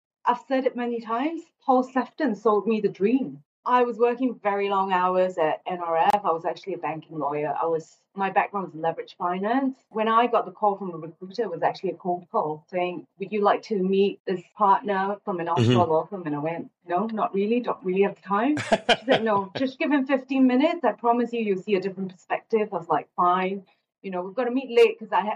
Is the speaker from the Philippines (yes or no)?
no; Singapore; also born or lived in London; I'm actually Singaporean, so I grew up here